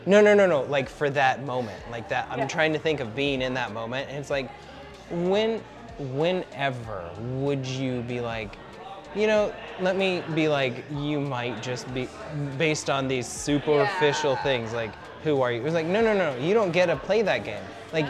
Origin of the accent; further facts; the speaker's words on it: Colorado, United States; also born or lived in Northern New Mexico; Growing up in Southern Colorado, Northern New Mexico.